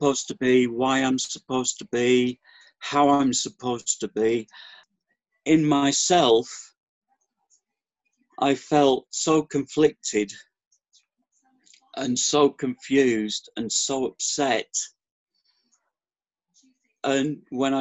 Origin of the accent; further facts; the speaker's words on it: Fleetwood, North West England, United Kingdom; now in Torquay, United Kingdom; I was born in Fleetwood in Lancashire, near next to Blackpool, so up in the northwest